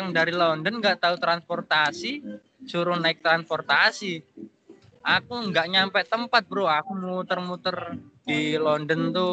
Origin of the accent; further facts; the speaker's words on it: Indonesia; accent: medok; Terus mungkin dia tahu logatku medoknya itu kan. bahasa Inggrisku medok masih mendok langsung begini aku lu mas anak Indo ya kan Duh, iya pak